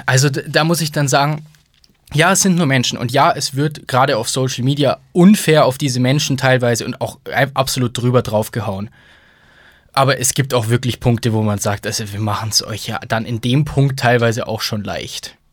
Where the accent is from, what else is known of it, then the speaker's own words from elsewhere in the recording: Bonn, North Rhine-Westphalia, Germany; ich bin in Bonn geboren, ne? das war damals noch Hauptstadt